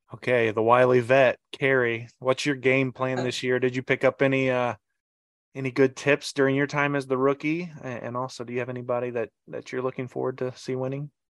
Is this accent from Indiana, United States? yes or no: yes; Indiana, United States; I'm also from Indiana